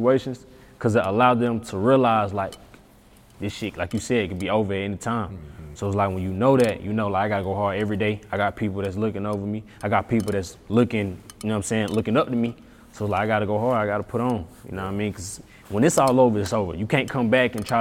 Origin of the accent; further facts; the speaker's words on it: Atlanta, Georgia, United States; I'm from Atlanta